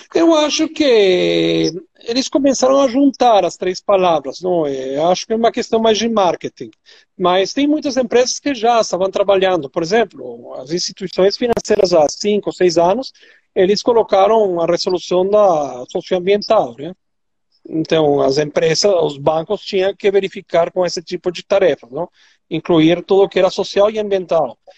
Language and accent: Portuguese; Venezuela; accent: Venezuelan; Portuguese is a second language; now in Brazil; meu sotaque venezuelano